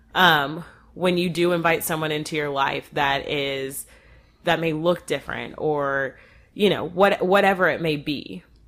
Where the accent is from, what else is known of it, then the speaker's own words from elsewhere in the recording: North Texas, United States; I grew up here in North Texas